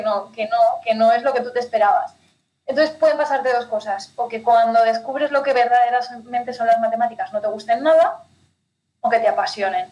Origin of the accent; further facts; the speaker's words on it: Spain; moved away as an adult; now in Ciudad Real, Spain; yo soy de España, pero soy de un pueblecito súper chiquitín del Pirineo, del norte de mm. España nací y crecí en medio del campo